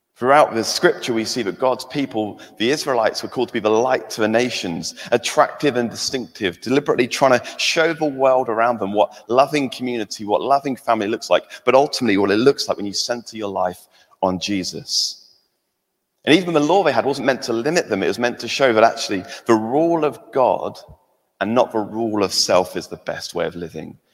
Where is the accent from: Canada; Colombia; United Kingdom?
United Kingdom; England; now in Scotland; I'm England, I'm English